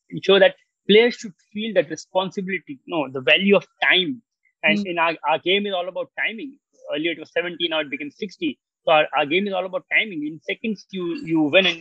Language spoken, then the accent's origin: English; Maharashtra, India; first language Marathi; English is a second language; If I will talk to you in my mother tongue, maybe I'm Maharashtrian. So if I talk to Marathi to you